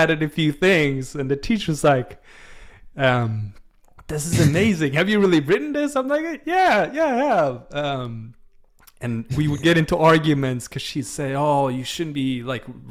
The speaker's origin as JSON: {"language": "English", "country": "Sweden", "tie": "born or raised there", "second_language": "English", "said": "growing up in Sweden, I was never exposed to it"}